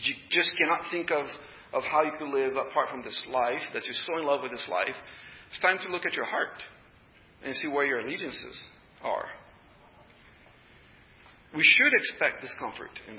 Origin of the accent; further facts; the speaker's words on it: Brazil; English is a second language; moved away as an adult; I'm a foreigner. You probably already noticed the accent. You know, I'm a foreigner. I was born and raised in Brazil. And I've been here for 31 years.